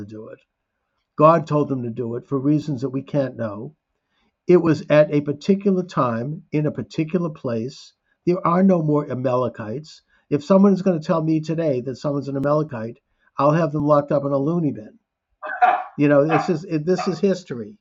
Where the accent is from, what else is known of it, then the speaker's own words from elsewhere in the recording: Boston, Massachusetts, United States; as a Bostonian